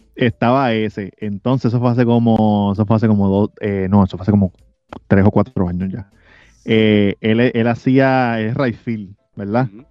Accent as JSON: {"language": "Spanish", "country": "Puerto Rico", "said": "yo soy puertorriqueño"}